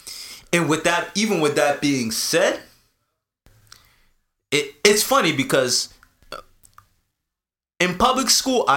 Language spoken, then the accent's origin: English; Canada; also born or lived in Jamaica; I'm coming from Canada. A Canadian school system